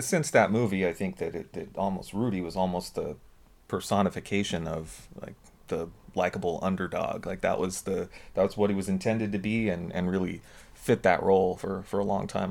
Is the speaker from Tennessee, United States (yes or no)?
no; Southern California, United States; growing up in Southern California, rooting for the University of Southern California